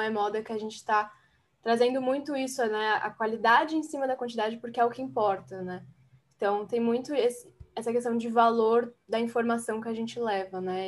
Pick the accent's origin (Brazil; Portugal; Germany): Brazil; São Paulo; also born or lived in Guarulhos; eu sou de São Paulo. Aqui está um pouco nublado também, aqui na cidade que eu, eu moro, que é em Guarulhos